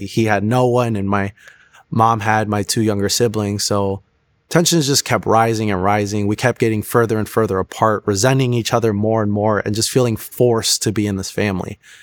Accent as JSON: {"language": "English", "region": "Florida", "country": "United States", "tie": "born or raised there", "also_born_or_lived": "Chicago", "said": "I was born in Chicago, but I was actually raised since I was, like, four down in Florida. So, Florida was really all I knew"}